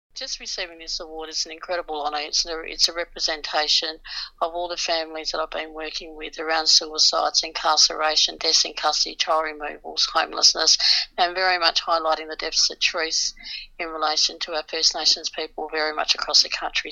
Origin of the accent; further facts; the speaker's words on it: Western Australia, Australia; In Western Australia, my home state